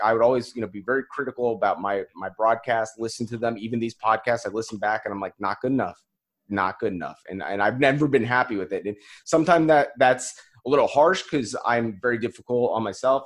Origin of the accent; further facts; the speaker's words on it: Colorado, United States; moved away as an adult; also born or lived in Kansas; I grew up in, in Colorado